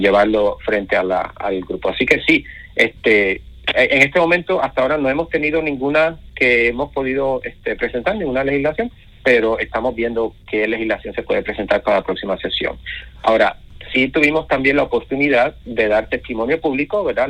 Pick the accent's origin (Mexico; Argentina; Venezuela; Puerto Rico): Puerto Rico; now in United States; soy puertorriqueño, crecí en las montañas de Puerto Rico